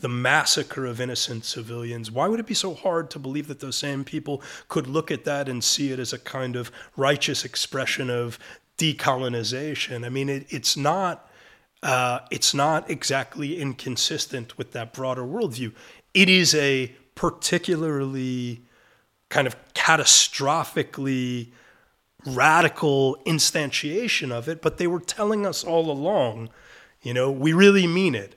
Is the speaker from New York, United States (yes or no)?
yes; New York City, New York, United States; moved away as an adult; now in Israel; I'm a Brooklyn boy and I'm, I'm an American.